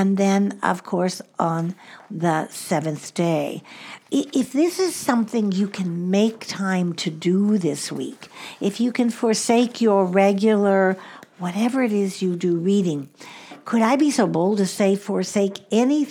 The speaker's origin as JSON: {"language": "English", "town": "Chicago", "region": "Illinois", "country": "United States", "tie": "born or raised there", "also_born_or_lived": "Southwest US", "moved": "yes", "lives_now": "Southwest, United States", "said": "I grew up in the Midwest"}